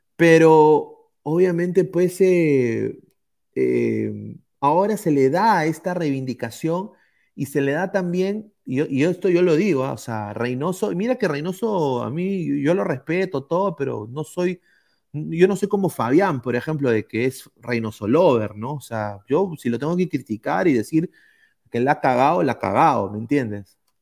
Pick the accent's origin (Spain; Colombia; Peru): Peru; como peruano